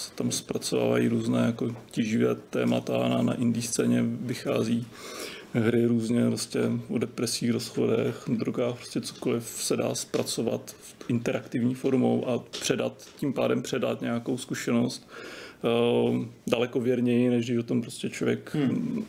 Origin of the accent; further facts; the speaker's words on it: Czechia; my jako Češi